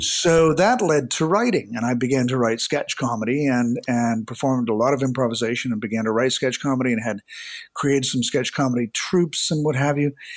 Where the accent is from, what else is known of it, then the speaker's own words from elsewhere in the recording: Hamilton, Ontario, Canada; moved away; also born or lived in Toronto; I was from a small city outside of Toronto, Hamilton